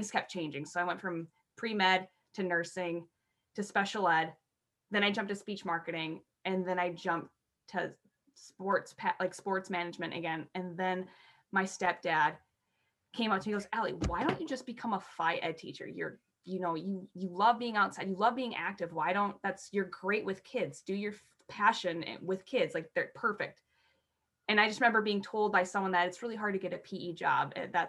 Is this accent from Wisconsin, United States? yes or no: no; Aberdeen, South Dakota, United States; I grew up in Aberdeen, South Dakota